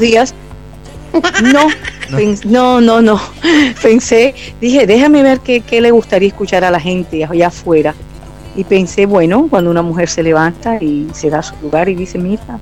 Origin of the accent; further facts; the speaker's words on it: Barranquilla, Atlántico, Colombia; Nací en Barranquilla, Colombia